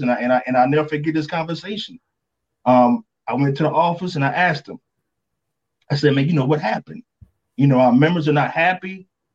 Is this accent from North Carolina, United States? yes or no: yes; North Carolina, United States; So I'm from North Carolina, born and raised there.